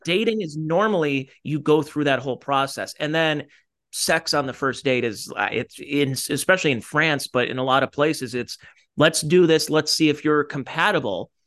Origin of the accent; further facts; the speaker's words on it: Cleveland, Ohio, United States; from, uh, Cleveland, Ohio